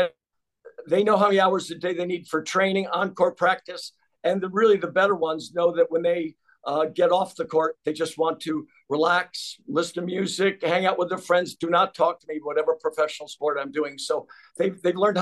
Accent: Cheshire, Connecticut, United States; moved away as an adult; also born or lived in Chicago, Illinois / Las Vegas, Nevada; now in Lake Forest, United States; Born and raised in Cheshire, Connecticut

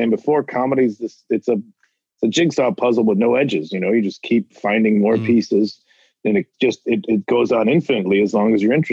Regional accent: Chicago suburbs, Illinois, United States; everybody thinks I'm from Chicago. I never lived in the city. I'm like, what part of Chicago? I'm always like, the part where the tornadoes start. That's the part of Chicago I'm from

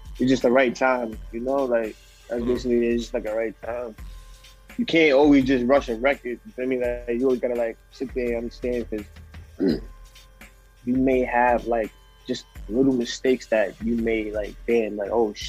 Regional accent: Mount Vernon, New York, United States; I'm from Mount Vernon, New York

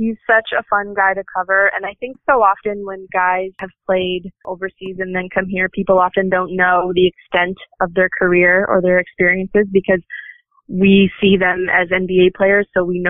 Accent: Nova Scotia, Canada; I wasn't from Toronto. I was from Nova Scotia.

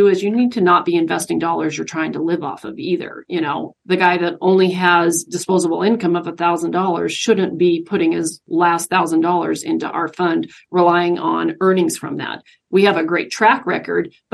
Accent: Spokane, Washington, United States; moved away as an adult; now in Idaho, United States; I'm actually originally from Spokane, grew up in Spokane, you know, went to high school and all that good stuff

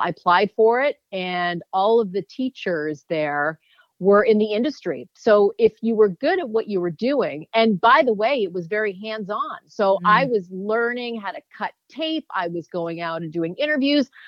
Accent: Canada; I grew up in Canada.

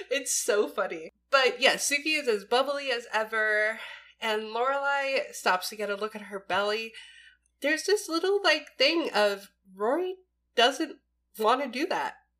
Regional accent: East Coast, United States; I'm born and raised East Coast

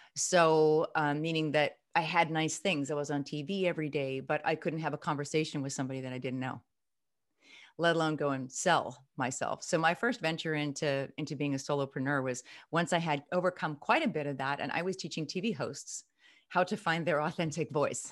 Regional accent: Midwest, United States; I'm from the Midwest

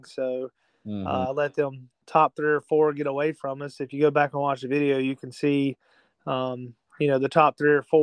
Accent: near Cherokee Speedway, South Carolina, United States; my hometown crowd, even though I grew up, you know, 45, 50 minutes up the road. I grew up at Cherokee Speedway

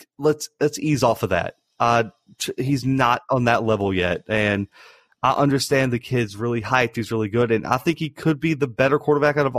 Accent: the South, United States; we're from the South

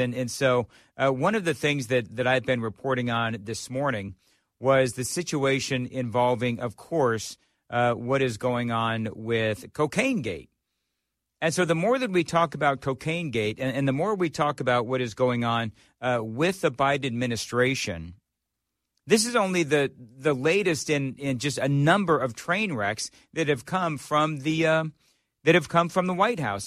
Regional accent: Glendora, California, United States; also born or lived in Los Angeles; now in Nashville, United States; I grew up in Glendora, California.

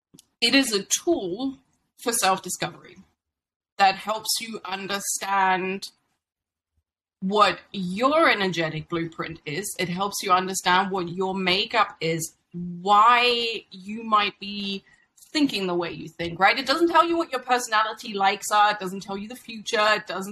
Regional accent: Germany; moved away as an adult; I moved from Germany as a bright 19-year-old

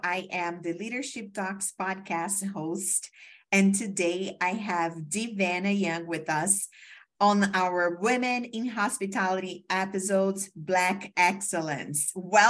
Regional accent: Brazil; first language Portuguese; English is a second language; now in United States; I also came from Brazil to the States

